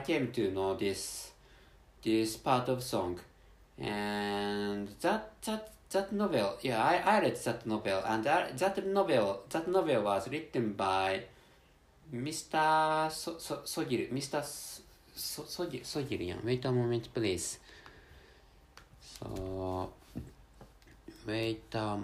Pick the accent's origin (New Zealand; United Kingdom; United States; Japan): Japan; English is a second language